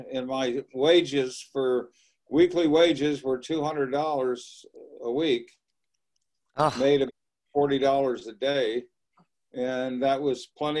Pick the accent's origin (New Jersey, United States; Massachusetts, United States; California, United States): California, United States; Los Angeles; moved away as an adult; also born or lived in Orange County, California / Florida / Tampa, Florida; I grew up in Los Angeles, California.